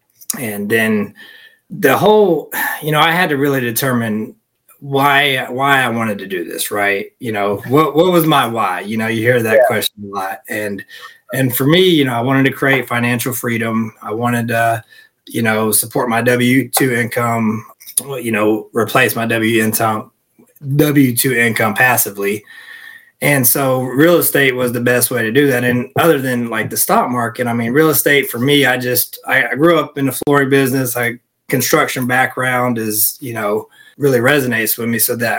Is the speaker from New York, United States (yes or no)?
no; North Carolina, United States; now in Phoenix, United States; North Carolina.